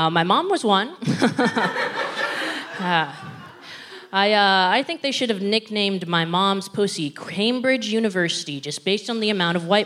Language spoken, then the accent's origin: English; Philippines; I think it should be blatantly obvious that I'm Filipino